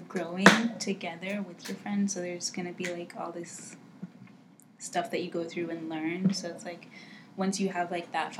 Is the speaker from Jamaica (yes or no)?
yes; Jamaica; now in Miami, United States; I am from Jamaica. And now I live here in Miami.